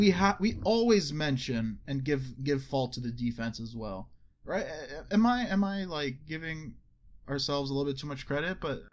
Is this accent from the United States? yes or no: yes; United States; I'm American.